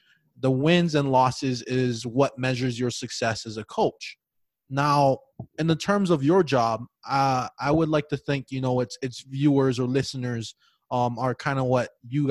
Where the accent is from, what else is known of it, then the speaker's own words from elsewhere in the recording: Hawaii, United States; I was born and raised in Hawaii